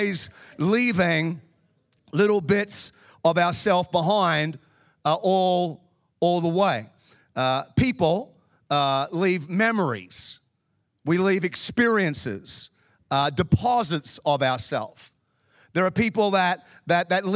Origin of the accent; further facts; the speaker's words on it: Melbourne, Victoria, Australia; now in Chicago, United States; I grew up in Melbourne in the southern part of Australia.